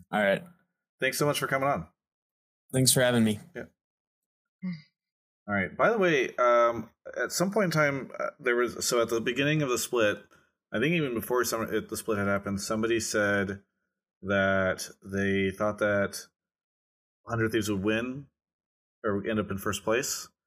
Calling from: Fort Myers, Florida, United States; Calling from Fort Myers, Florida.

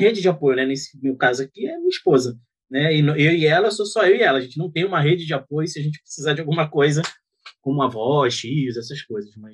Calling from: Rio de Janeiro, Brazil; Eu falo do Rio de Janeiro.

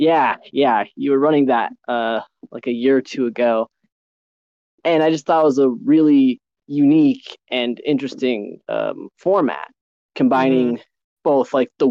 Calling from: Denver, Colorado, United States; But yeah, I'm from the Mile High City

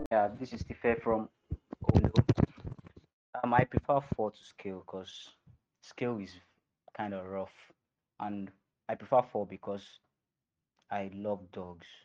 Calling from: Ikorodu, Lagos, Nigeria; I'm speaking from Ikorodu.

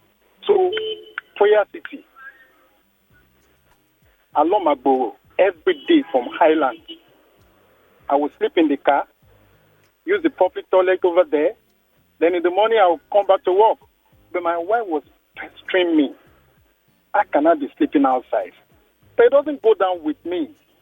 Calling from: Ikoyi, Lagos, Nigeria; Yes, I'm calling from Ikoyi.

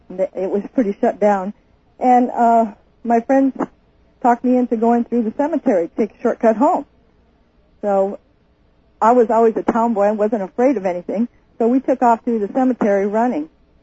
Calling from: Houston, Alaska, United States; Houston, Alaska.

